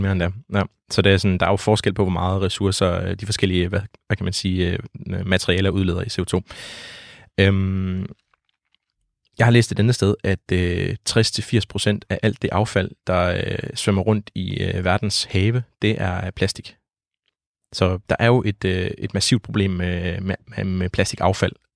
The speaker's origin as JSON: {"language": "Danish", "country": "Denmark", "tie": "born or raised there", "said": "hvor jeg voksede op ved Vesterhavet"}